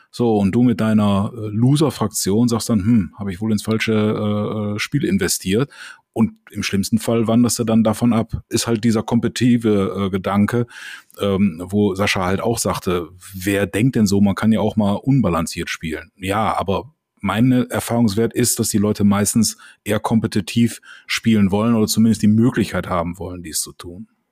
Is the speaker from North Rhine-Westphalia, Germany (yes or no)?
yes; Düsseldorf, North Rhine-Westphalia, Germany